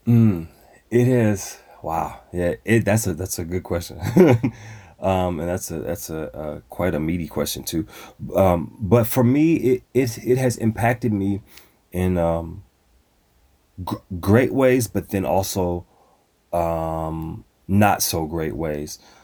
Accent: Dallas, Texas, United States; hail from the great city of Dallas, Texas. That's where I was born and raised.

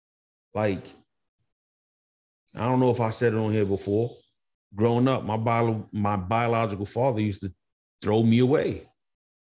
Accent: Montgomery, United States; growing up in Montgomery

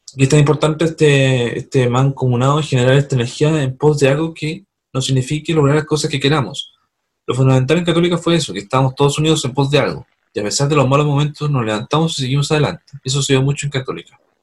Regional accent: Punta Arenas, Magallanes, Chile; Saludos a Punta mi ciudad natal.

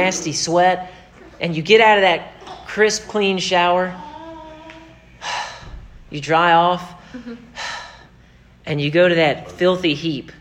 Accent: United States; I am an American

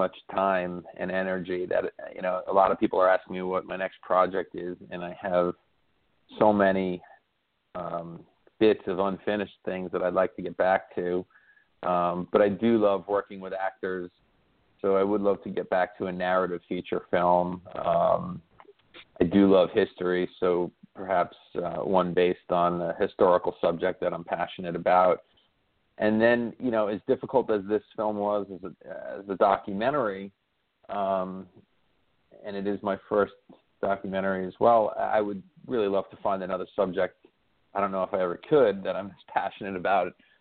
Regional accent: New York, United States; I'm a New Yorker

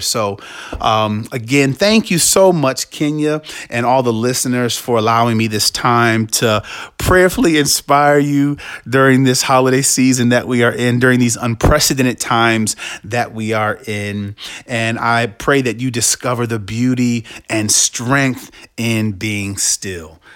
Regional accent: Washington, District of Columbia, United States; also born or lived in Canton, Ohio; I was born in Canton, Ohio, but my family and I moved to the Washington, D C metro area in the mid to late eighties with my siblings.

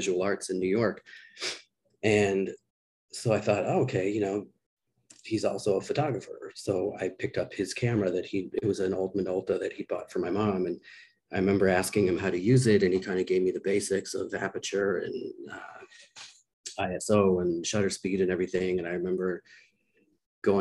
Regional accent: Victoria, British Columbia, Canada; a community college where I grew up in Victoria, BC

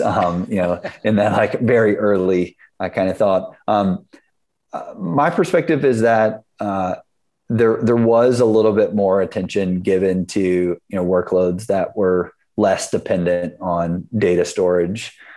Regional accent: South Carolina, United States; moved away as an adult; now in San Francisco, United States; I grew up in South Carolina

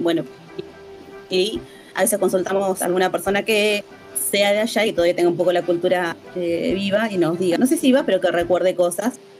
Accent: Bariloche, Río Negro, Argentina; me crié en Mariloche

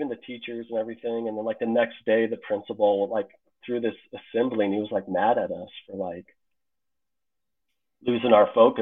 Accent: Colorado, United States; I grew up in Colorado

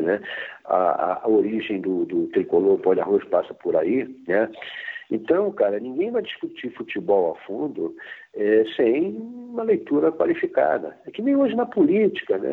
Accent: Rio de Janeiro, Brazil; moved away as an adult; eu sou do Rio

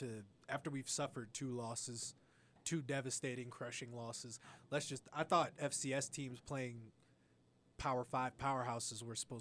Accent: Tucson, Arizona, United States; I am from Tucson

